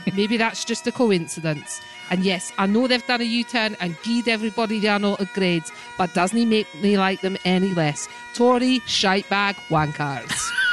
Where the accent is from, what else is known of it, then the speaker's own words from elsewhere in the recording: United Kingdom; as a British person